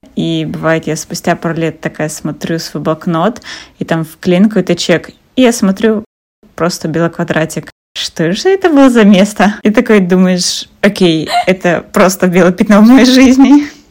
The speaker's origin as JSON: {"language": "Russian", "country": "Kazakhstan", "said": "я из Казахстана"}